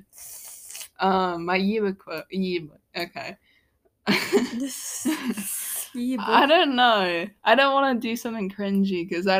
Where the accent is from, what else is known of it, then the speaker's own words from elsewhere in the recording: United States; as an American